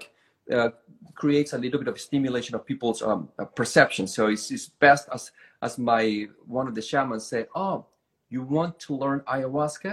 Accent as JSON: {"language": "English", "town": "Bogotá", "region": "Bogotá Capital District", "country": "Colombia", "tie": "born or raised there", "first_language": "Spanish", "second_language": "English", "moved": "as an adult", "lives_now": "United States", "said": "My hometown, Bogota, is in the mountains about 10,000 feet above the sea level."}